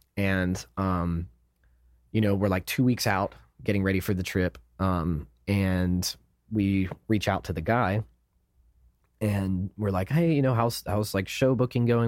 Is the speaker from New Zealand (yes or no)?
no; United States; we're American